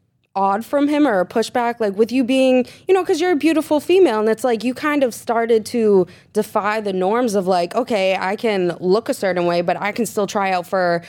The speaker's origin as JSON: {"language": "English", "town": "Peabody", "region": "Massachusetts", "country": "United States", "tie": "born or raised there", "said": "Peabody. The hometown."}